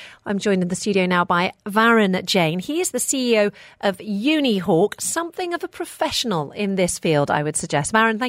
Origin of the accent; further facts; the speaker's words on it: United Kingdom; Now, obviously, I'm British.